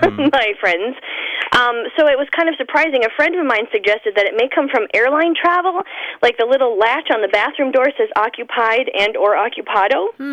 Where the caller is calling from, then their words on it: Ishpeming, Michigan, United States; I'm calling from Ishpeming, Michigan.